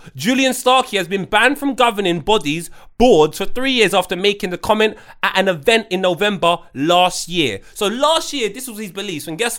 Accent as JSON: {"language": "English", "country": "Ghana", "said": "I'll be speaking my native tongue. I'm actually from Ghana."}